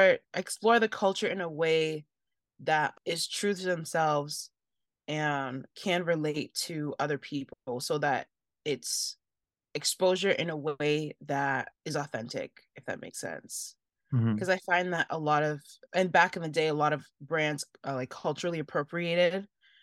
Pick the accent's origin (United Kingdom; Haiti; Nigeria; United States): Nigeria; I mean, there's so many as a Nigerian, there's so many Nigerians that are succeeding in that field.